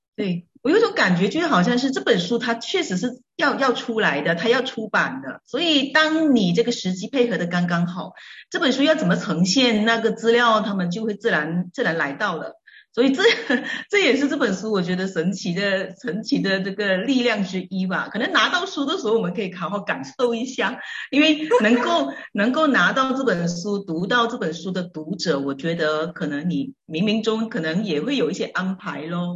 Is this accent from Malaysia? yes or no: yes; George Town, Penang, Malaysia; 我是来自马来西亚槟城的